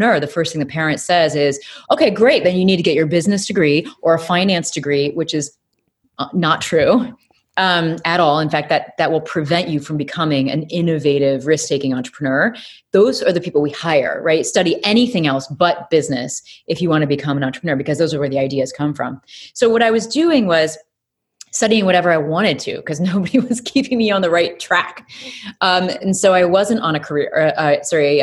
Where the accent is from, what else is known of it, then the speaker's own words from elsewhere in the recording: Peoria, Illinois, United States; moved away; I'm really originally from Illinois, Peoria, Illinois